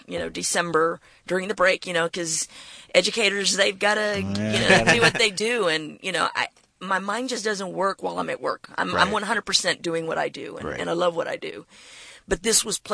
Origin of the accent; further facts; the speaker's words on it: McAllen, Texas, United States; I'm from McAllen, Texas